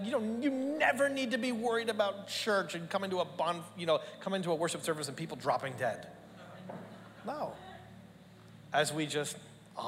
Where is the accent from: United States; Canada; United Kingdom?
Canada; now in Australia; Growing up in Canada